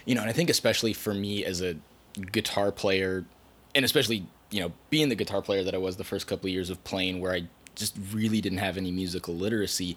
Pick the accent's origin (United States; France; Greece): United States; Hillsboro, Oregon; I grew up in Hillsboro, not too far from here